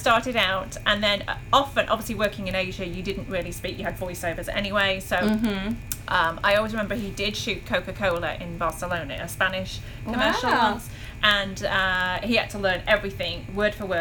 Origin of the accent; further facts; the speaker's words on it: Wolverhampton, West Midlands, United Kingdom; moved away as an adult; also born or lived in Wales / Hong Kong; now in United States; So we are both British, and we met in Wolverhampton. So if anyone knows England at all, it's a tiny town. It's I guess I could be rude about it and say that it's not really the nicest town in the world, but it's where we met, and it's where we were both born.